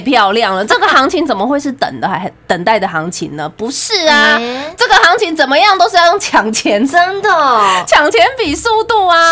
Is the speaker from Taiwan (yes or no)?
yes; Taiwan; 我是那种从小是眷村长大的